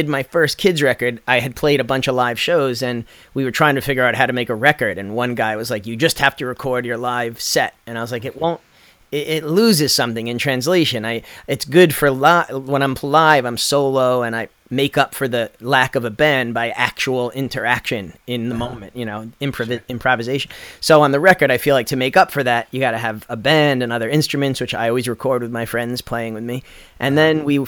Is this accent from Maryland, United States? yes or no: no; Long Island, New York, United States; also born or lived in Brooklyn; I'm from Long Island, New York